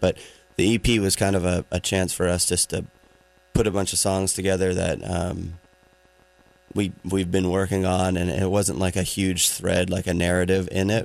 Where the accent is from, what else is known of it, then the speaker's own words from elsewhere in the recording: Maine, United States; I grew up in in Maine